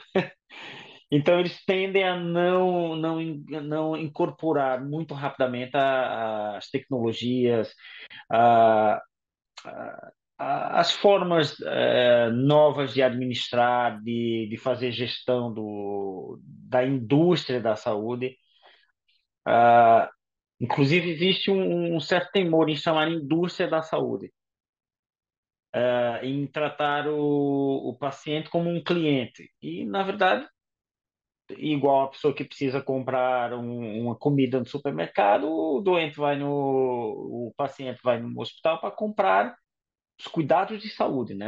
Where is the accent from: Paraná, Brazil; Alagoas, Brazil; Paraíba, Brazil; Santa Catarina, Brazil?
Paraíba, Brazil; also born or lived in São Paulo; now in Portugal; eu que sou da Paraíba, saí da Paraíba para São Paulo e o meu choque cultural, digamos assim, foi muito maior do que vim morar para Portugal